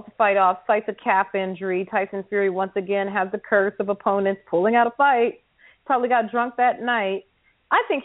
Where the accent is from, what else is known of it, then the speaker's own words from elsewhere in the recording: United States; an American